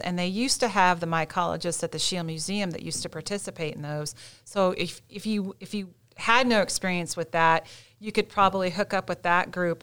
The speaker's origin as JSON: {"language": "English", "region": "Midwest", "country": "United States", "moved": "yes", "lives_now": "Gaston County, North Carolina, United States", "said": "I'm from the Midwest originally"}